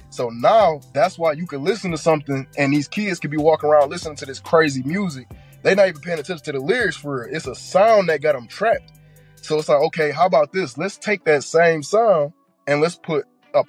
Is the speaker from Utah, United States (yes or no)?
no; Detroit, Michigan, United States; moved away; I was born and grew up there